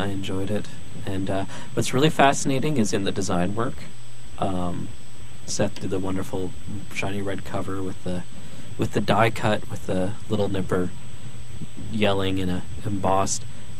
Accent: Canada; We are Canadian.

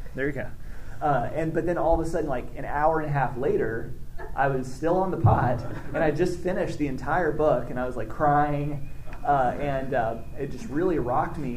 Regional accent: Arkansas, United States; I grew up in Arkansas, more or less

